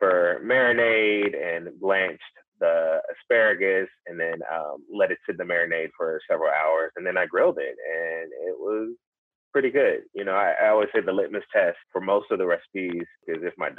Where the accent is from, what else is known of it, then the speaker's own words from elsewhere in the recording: the South, United States; I grew up in the South